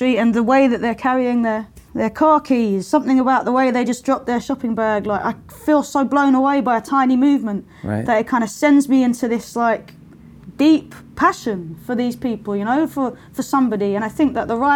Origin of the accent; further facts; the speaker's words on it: London, United Kingdom; I was growing up in Lewisham, which is the borough where I grew up.